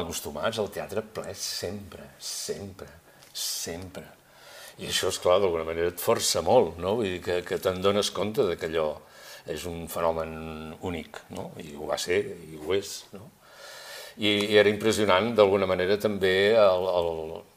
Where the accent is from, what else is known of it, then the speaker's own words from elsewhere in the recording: Girona, Catalonia, Spain; som tres amics de Girona que fa molts anys que ens coneixem